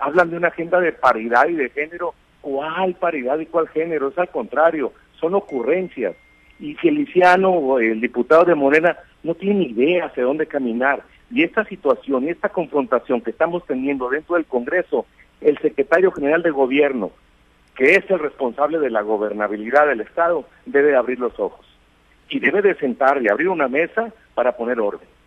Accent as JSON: {"language": "Spanish", "region": "Sinaloa", "country": "Mexico", "said": "como sinaloenses y como mexicanos"}